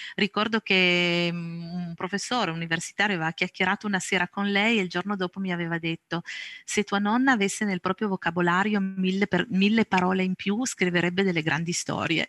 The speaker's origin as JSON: {"language": "Italian", "area": "province of Cuneo", "region": "Piedmont", "country": "Italy", "tie": "born or raised there", "said": "Sono nata e cresciuta in provincia di Cuneo, qui ancora vivo"}